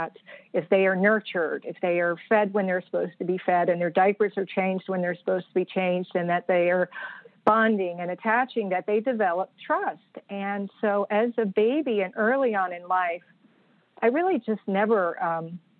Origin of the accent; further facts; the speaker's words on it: Nashville, Tennessee, United States; now in Virginia, United States; I grew up in Nashville, Tennessee